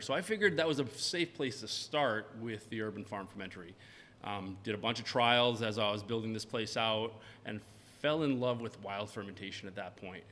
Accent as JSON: {"language": "English", "region": "Maine", "country": "United States", "said": "I'm from Maine"}